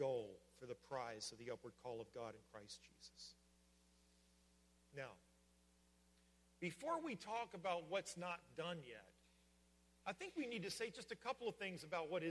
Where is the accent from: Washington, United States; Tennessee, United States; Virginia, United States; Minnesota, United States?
Virginia, United States; moved away; in Virginia, we used to say, grab a hold of it